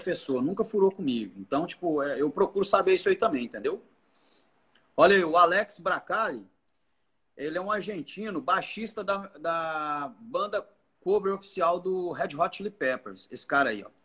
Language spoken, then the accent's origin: Portuguese; Goiás, Brazil; now in Palmas, Brazil; Eu sou goiano